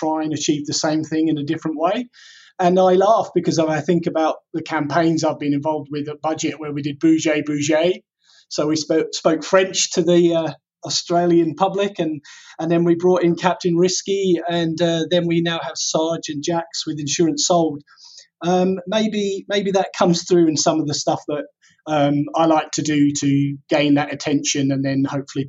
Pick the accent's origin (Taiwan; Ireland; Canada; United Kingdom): United Kingdom; England; growing up in England at the time, dyslexia was completely unrecognized